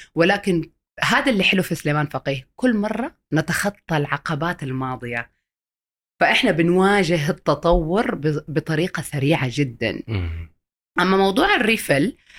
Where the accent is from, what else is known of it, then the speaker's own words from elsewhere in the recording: Saudi Arabia; عندنا في السعوديه